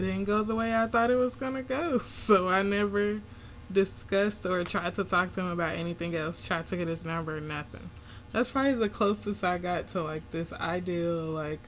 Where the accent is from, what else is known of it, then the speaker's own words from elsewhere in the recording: Chicago, Illinois, United States; I grew up in Chicago